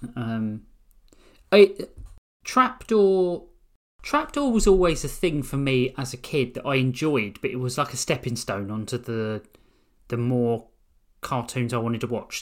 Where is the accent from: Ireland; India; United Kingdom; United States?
United Kingdom; we're British